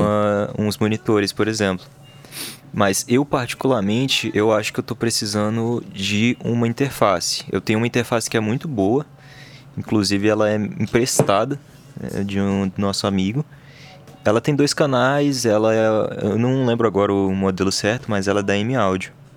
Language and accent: Portuguese; Brasília, Federal District, Brazil; a gente é do DF